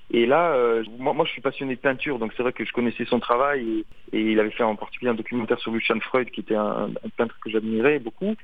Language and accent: French; France; je suis français